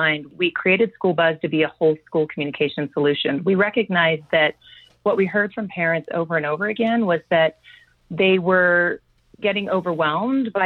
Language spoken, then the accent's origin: English; Long Beach, California, United States; I grew up in Southern California in Long Beach Unified School District